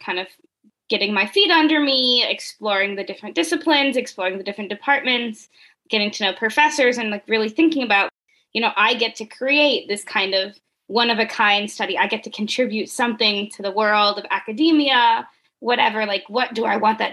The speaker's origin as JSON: {"language": "English", "town": "Richmond", "region": "Virginia", "country": "United States", "tie": "born or raised there", "also_born_or_lived": "Elon, North Carolina", "moved": "as an adult", "lives_now": "San Diego, United States", "said": "I grew up in Richmond, Virginia, one of the least Latino places that I've ever been"}